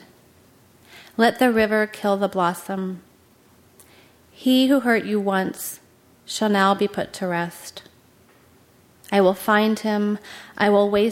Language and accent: English; Aptos, California, United States; being from Aptos